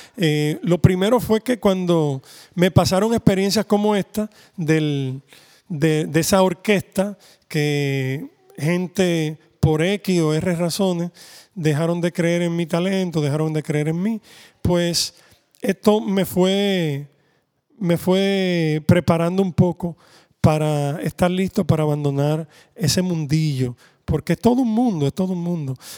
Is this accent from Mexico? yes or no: no; Dominican Republic; como somos dominicanos, pues siempre teníamos un merengue